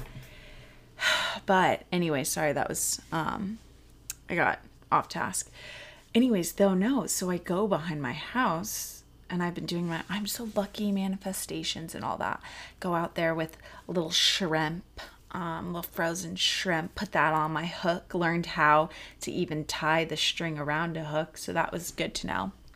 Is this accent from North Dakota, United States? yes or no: no; Colorado, United States; also born or lived in North Carolina / Texas; in the middle of second grade, I moved to Colorado, where the people who I went to elementary school